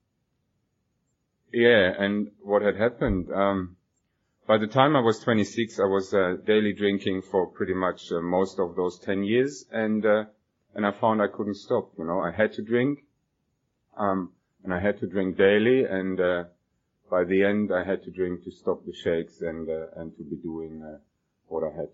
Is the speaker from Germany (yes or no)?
yes; Germany; moved away as an adult; now in Australia; I was born and I grew up in Germany